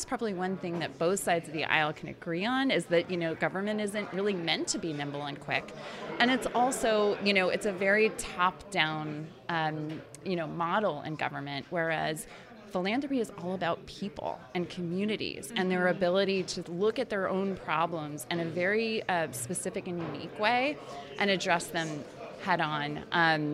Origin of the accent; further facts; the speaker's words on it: Indiana, United States; I grew up in Indiana